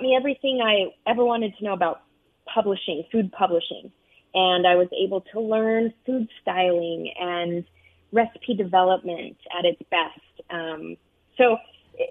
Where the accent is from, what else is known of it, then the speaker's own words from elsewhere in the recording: United States; moved away as an adult; also born or lived in Arizona / Utah; now in New York, United States; I grew up out west in Arizona and Utah